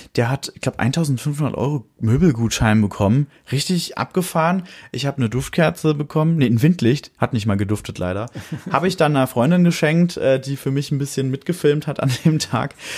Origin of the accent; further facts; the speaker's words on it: Fürth, Bavaria, Germany; in meiner Heimatstadt